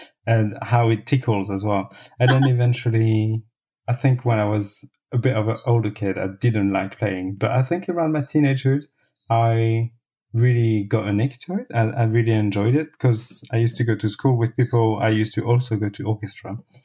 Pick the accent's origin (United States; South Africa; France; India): France; Cholet, Pays de la Loire; English is a second language; moved away as an adult; also born or lived in Laxou, France / Paris, France / Berlin, Germany; now in London, United Kingdom; So I was born in the east, in a tiny little town called Laxou. I didn't grow up there. My parents moved to a different town in the west called Cholet. And so that's where I grew up from age 2